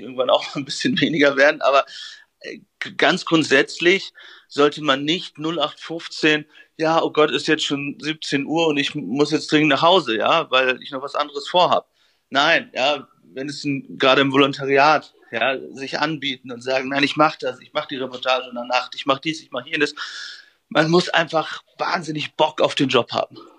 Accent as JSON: {"language": "German", "area": "Friesland", "region": "Lower Saxony", "country": "Germany", "tie": "born or raised there", "moved": "yes", "said": "in meiner Heimat aus Friesland verbringen, bei meinen Eltern"}